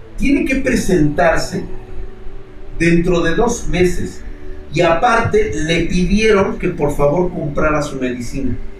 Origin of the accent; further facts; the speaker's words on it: Mexico; como mexicanos